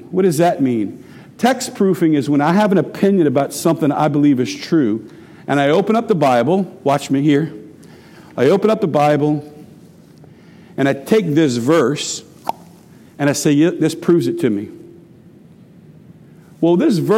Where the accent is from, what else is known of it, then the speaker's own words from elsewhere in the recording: Houma, Louisiana, United States; I grew up at 513 Forest Boulevard. That's in Houma, Louisiana